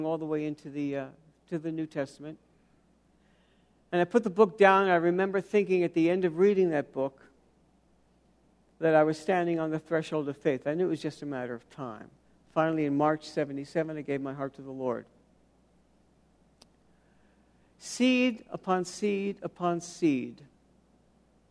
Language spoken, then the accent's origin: English; New York City, New York, United States; I grew up in New York City.